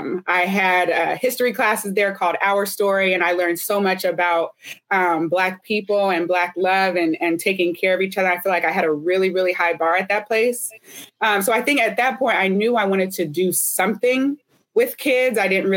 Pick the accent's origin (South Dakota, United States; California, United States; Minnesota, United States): California, United States; Oakland; now in Philadelphia, United States; I'm from Oakland, California, but I love Philly.